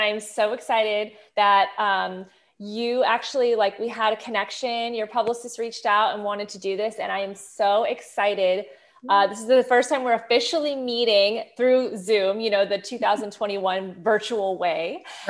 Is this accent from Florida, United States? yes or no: no; Kansas City, Missouri, United States; also born or lived in France; I am from France, grew up in Kansas City. So we have all these different, you know, kind of things going on, and we both speak English and French.